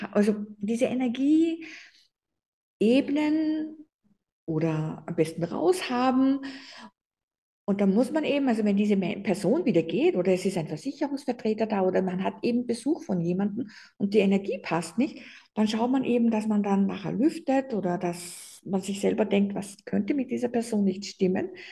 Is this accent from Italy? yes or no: no; Austria; bei uns in Österreich